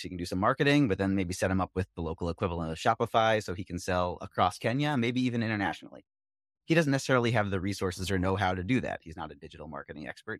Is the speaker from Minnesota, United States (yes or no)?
no; Philadelphia, Pennsylvania, United States; We both grew up in Philly